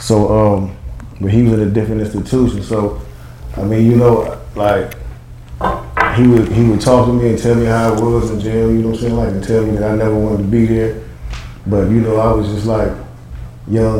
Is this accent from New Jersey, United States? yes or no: no; Cleveland, Ohio, United States; originally from Cleveland, Ohio, the east side of Cleveland, Ohio